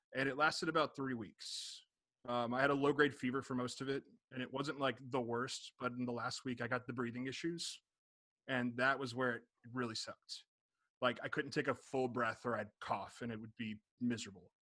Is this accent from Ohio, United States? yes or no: no; Jacksonville, Florida, United States; now in Chicago, United States; I'm originally from Jacksonville, but I live in Chicago now.